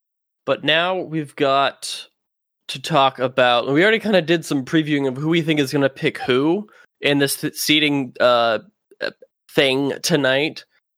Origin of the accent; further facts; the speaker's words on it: Orlando, Florida, United States; because I'm from Orlando and Florida Mayhem is my team